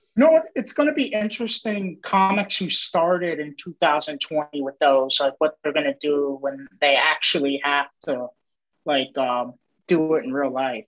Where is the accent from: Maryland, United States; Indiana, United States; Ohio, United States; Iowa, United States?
Maryland, United States; I'm from Maryland